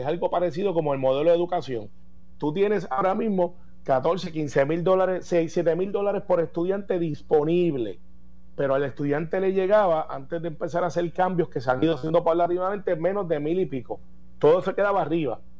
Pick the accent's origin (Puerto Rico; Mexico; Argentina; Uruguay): Puerto Rico; also born or lived in United States; Porque nosotros somos puertorriqueños, somos ciudadanos americanos, pero somos también puertorriqueños.